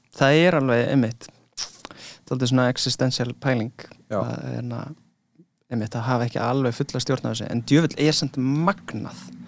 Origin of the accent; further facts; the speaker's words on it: London, United Kingdom; moved away; ég ólst upp í London